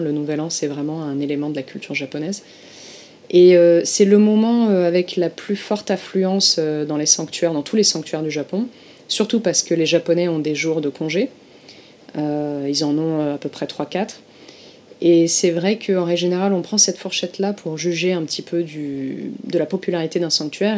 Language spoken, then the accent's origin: French; Marseille, Provence-Alpes-Côte d'Azur, France; moved away as an adult; now in Tokyo, Japan; je viens du sud de la France à l'origine, je viens de Marseille